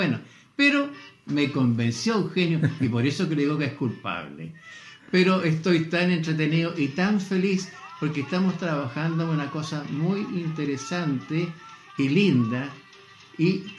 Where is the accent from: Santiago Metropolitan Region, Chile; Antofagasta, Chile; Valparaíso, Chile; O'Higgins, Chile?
Antofagasta, Chile; born there; Yo nací aquí en Chile, en Antofagasta. Ah. Soy del norte. A mucha honra.